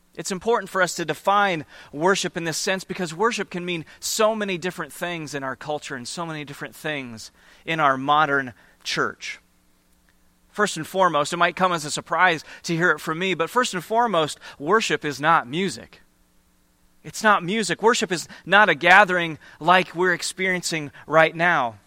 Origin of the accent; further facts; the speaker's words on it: Iowa, United States; moved away; I grew up in Iowa, just, just a few hours from here in the Cedar Rapids and Iowa City area